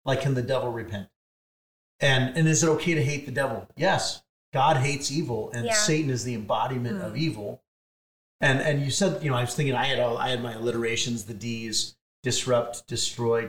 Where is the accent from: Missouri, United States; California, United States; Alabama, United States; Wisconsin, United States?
California, United States; San Diego; growing up in San Diego